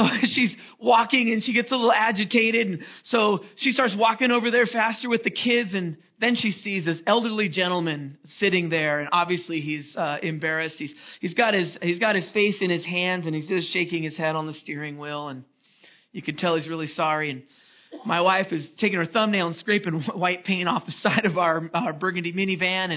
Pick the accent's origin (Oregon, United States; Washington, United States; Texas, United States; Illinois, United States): Washington, United States; Seattle; moved away as an adult; also born or lived in Los Angeles; my wife and I, we're from Seattle